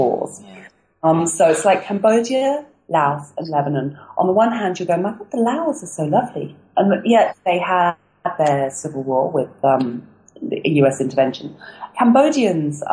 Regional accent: England, United Kingdom; moved away as an adult; as an English person

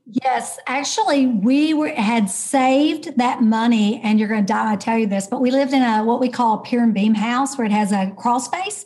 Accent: Kentucky, United States; moved away as an adult; also born or lived in Dallas, Texas; now in Texas, United States; I am actually an ordinary girl from Kentucky.

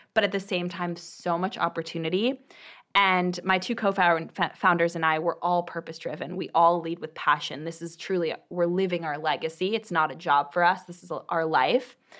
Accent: Bay Area, California, United States; also born or lived in Boston; I grew up in the Bay Area

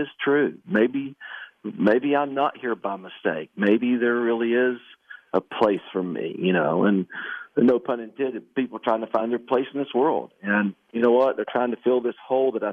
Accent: Canova, West Virginia, United States; my hometown of Canova, West Virginia

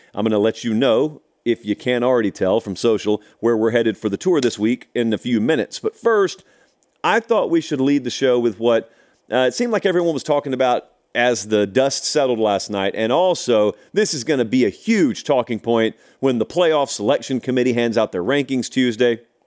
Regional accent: Georgia, United States; now in Nashville, United States; I grew up in Georgia

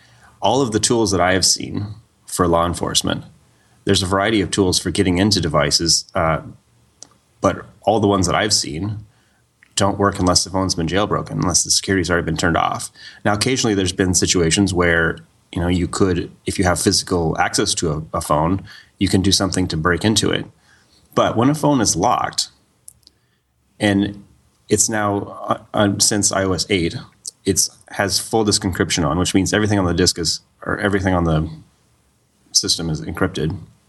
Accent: Montana, United States; moved away; I grew up in Montana, and it was not terribly close to Canada, but it was close enough to where you could drive.

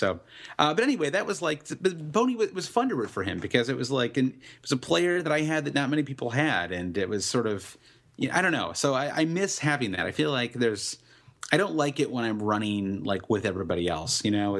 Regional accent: United States

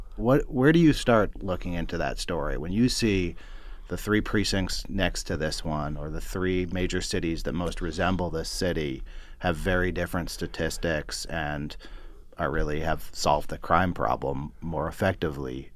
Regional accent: Berkeley, California, United States; I grew up in Berkeley, but it's adjacent to Oakland

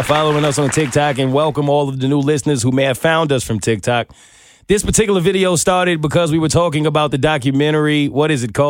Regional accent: New York, United States; I'm from New York

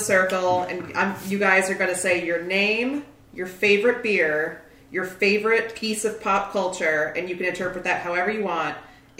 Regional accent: Detroit, Michigan, United States; I'm from Detroit

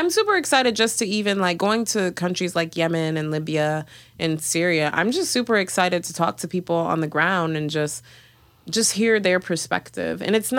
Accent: Detroit, Michigan, United States; and you know, I grew up in Detroit. I'm Ugandan. I grew up in a like Ugandan slash Kenyan community.

